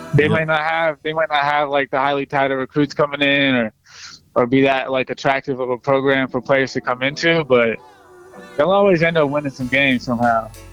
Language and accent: English; Atlanta, Georgia, United States; I grew up in Atlanta.